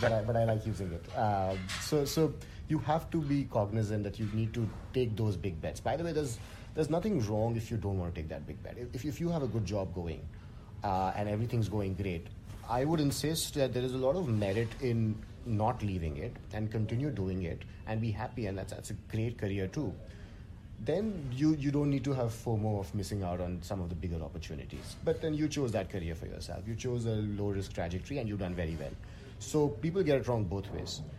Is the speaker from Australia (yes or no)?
no; India; as an Indian male engineer